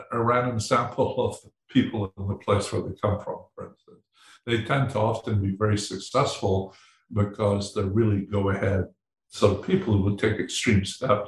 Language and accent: English; Edinburgh, Scotland, United Kingdom; I was born in Edinburgh